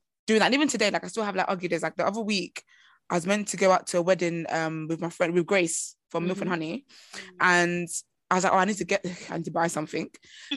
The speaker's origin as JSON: {"language": "English", "country": "Nigeria", "said": "I'm Nigerian and I'm African."}